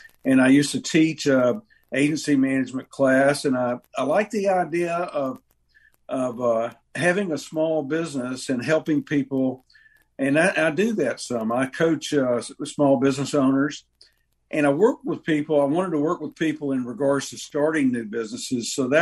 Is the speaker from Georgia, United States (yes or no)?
yes; Atlanta, Georgia, United States; I grew up in just outside Atlanta, Georgia.